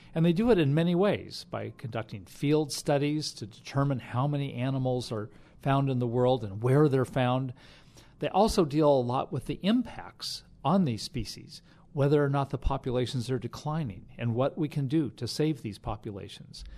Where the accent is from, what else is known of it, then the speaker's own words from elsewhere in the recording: Sierra Nevada mountains of California, United States; I grew up hiking in the Sierra Nevada mountains of California